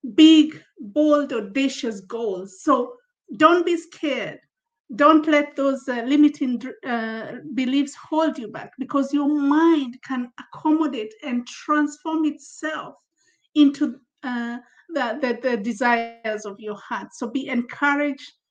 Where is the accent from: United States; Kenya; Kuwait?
Kenya; also born or lived in Zambia; now in United Kingdom; I'm, um, I'm Kenyan uh, from Africa, uh, uh, relocated recently, early in the year, to the UK from Zambia in Southern Africa, where I was based with my family.